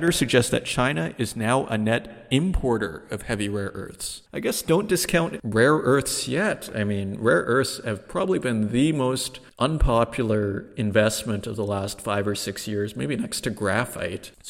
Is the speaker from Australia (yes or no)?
no; Germany; Yeah, I'm from Germany. I'm, uh, I'm a stock market guy